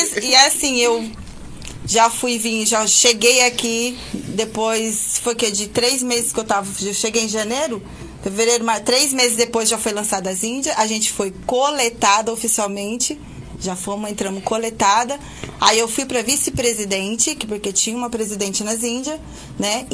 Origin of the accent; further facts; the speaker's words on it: São Paulo, Brazil; moved away as an adult; now in Campos dos Goytacazes, Brazil; Eu sou de São Paulo, eu tô aqui em, em campo só há seis meses